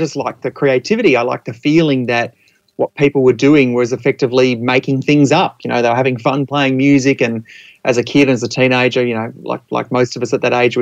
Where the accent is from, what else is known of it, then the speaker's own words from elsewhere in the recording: Adelaide, South Australia, Australia; now in Mornington Peninsula, Australia; I'm in my mid-40s, and I grew up in Adelaide.